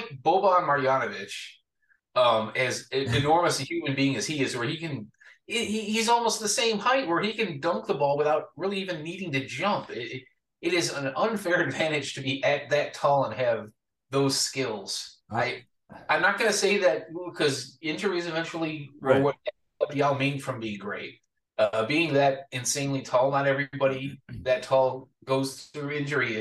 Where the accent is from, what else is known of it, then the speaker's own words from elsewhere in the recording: Atlanta, Georgia, United States; I grew up in Atlanta